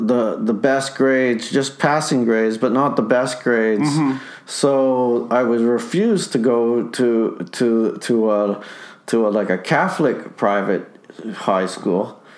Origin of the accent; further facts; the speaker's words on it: Winnipeg, Manitoba, Canada; Oh, we moved to St. Boniface.